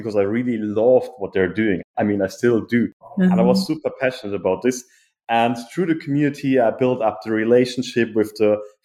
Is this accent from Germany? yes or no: yes; Germany; moved away; I'm originally from Germany. I grew up in a small but beautiful village in the city, between the city Frankfurt and Cologne.